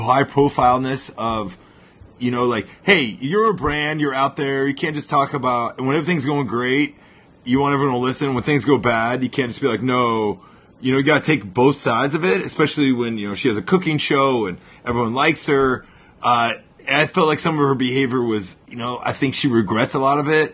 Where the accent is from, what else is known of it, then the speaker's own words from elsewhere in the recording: Nebraska, United States; I grew up in Nebraska